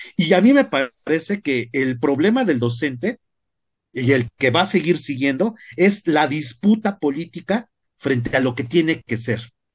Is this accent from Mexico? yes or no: yes; Mexico; nuestra sociedad como mexicanos